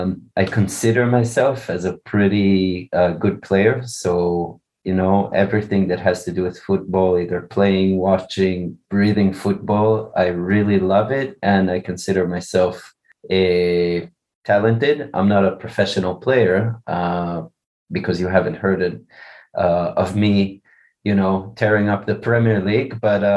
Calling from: Israel; I'm calling from Israel. Very hot here in Israel.

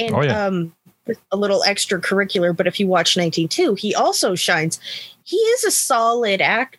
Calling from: California, United States; I am joining you from the San Francisco Bay Area.

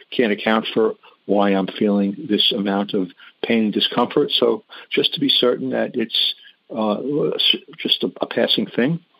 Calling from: New York, United States; I'm I'm in New York on Long Island

